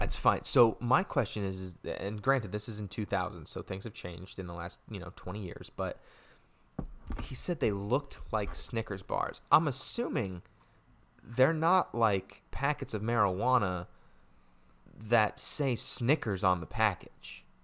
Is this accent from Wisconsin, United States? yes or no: no; Connecticut, United States; my home state of Connecticut